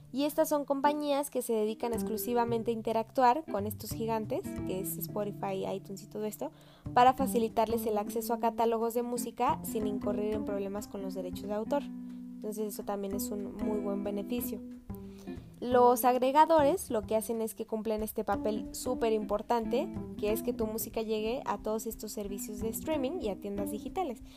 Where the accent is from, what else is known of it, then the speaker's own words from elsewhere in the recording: Mexico City, Mexico; soy de la Ciudad de México